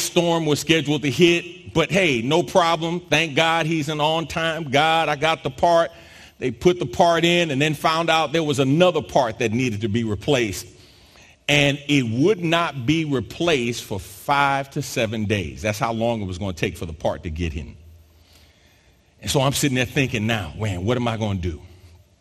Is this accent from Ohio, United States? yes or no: no; New York, United States; born or raised there; moved away as an adult; also born or lived in South Jersey / Philadelphia area; now in Houston, United States